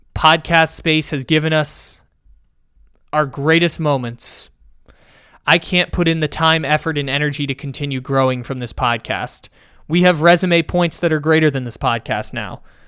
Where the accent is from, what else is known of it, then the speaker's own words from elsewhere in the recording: San Diego, California, United States; by the college campus where I grew up in San Diego